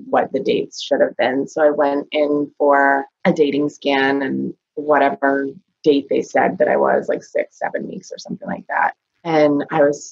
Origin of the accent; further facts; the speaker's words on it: Rochester, New Hampshire, United States; I am from Rochester, New Hampshire. I live here with my husband and our two daughters.